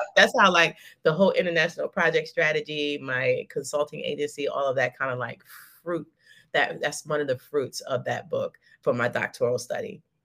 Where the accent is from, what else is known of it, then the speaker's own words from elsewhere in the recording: United States; moved away; also born or lived in Dubai; I'm like a hundred thousand percent American